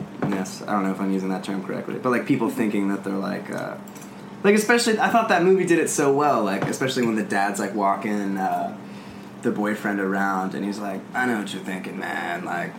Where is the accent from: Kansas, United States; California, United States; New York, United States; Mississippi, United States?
California, United States; Orange County; I grew up in Orange County